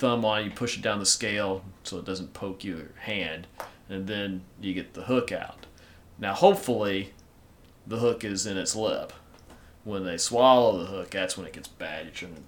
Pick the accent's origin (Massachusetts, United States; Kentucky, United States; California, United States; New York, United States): Kentucky, United States; Being a good Kentucky boy